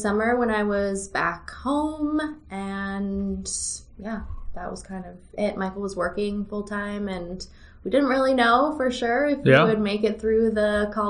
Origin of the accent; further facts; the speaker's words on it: Sherwood Park, Alberta, Canada; I'm from Sherwood Park, Alberta, just outside of Edmonton.